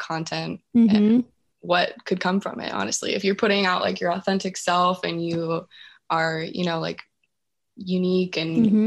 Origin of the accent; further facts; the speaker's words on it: California, United States; moved away as an adult; also born or lived in Washington; now in Jacksonville, United States; I grew up in California, but I moved up to Washington to go to the University of Washington